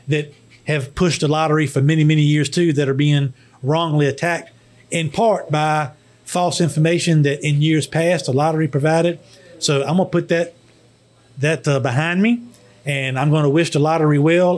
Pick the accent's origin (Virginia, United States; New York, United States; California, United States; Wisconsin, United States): Virginia, United States; Emporia; my hometown of Emporia